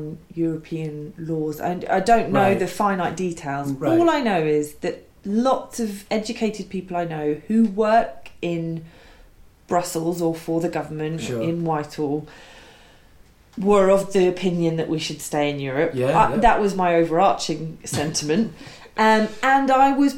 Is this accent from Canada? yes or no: no; England, United Kingdom; I've always said that I'm English or British and my mother is French and my father is Irish, because I'm acutely aware that my childhood, my adolescence, really formative years were here, and I do feel strongly British in that way.